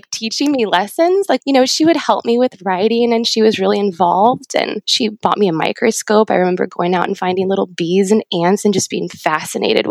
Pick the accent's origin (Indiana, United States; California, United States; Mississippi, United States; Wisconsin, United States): California, United States; Ramona; I grew up in Ramona in a little small town in San Diego